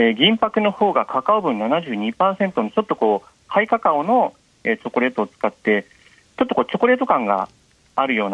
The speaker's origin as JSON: {"language": "Japanese", "region": "Niigata", "country": "Japan", "tie": "born or raised there", "said": "あの私、新潟で育って、新潟で仕事をしておりまして、"}